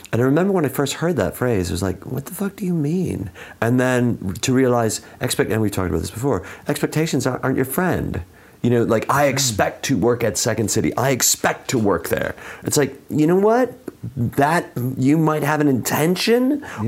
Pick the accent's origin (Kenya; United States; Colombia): United States; Chicago, Illinois; I'm from Chicago.